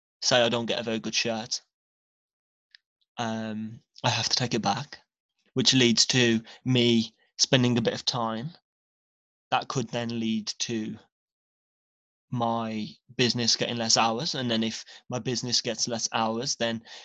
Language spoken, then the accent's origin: English; England, United Kingdom; I'm English and I'm from the UK.